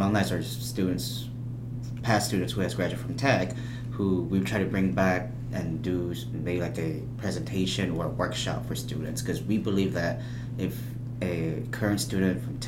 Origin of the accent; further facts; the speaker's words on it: Oshkosh, Wisconsin, United States; moved away; also born or lived in Dardanelle, Arkansas; I am from Dardanelle, Arkansas, originally from Oshkosh, Wisconsin